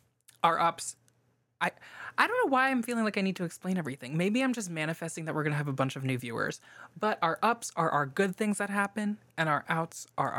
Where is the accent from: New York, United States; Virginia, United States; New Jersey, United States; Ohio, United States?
New Jersey, United States; moved away as an adult; now in Mississippi, United States; I am a transplant from New Jersey, which we already talked about a little bit. But I came here for college and I've been here ever since.